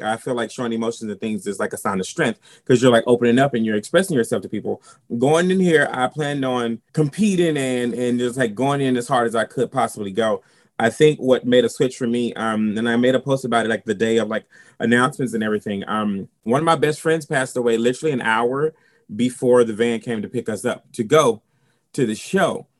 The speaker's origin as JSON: {"language": "English", "region": "South Carolina", "country": "United States", "said": "I'm from South Carolina"}